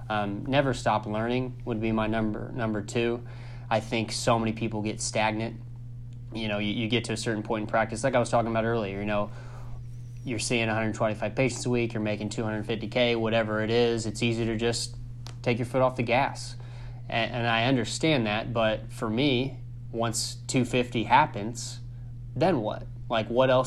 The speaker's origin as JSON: {"language": "English", "region": "Southern Indiana", "country": "United States", "lives_now": "Indianapolis, United States", "said": "I'm not from Indianapolis, I'm from Southern Indiana"}